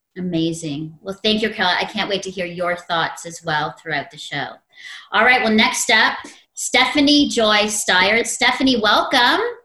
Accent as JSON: {"language": "English", "region": "Ontario", "country": "Canada", "tie": "born or raised there", "said": "my hometown province of Ontario"}